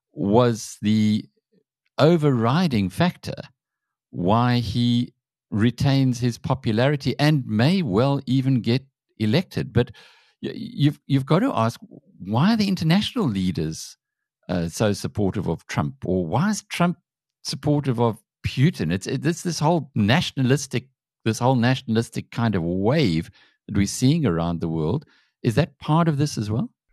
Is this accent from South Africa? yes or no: yes; South Africa